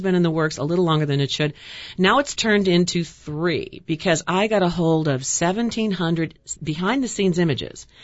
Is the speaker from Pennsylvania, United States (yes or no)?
no; Chicago, Illinois, United States; moved away; I went to school here, born and raised in Chicago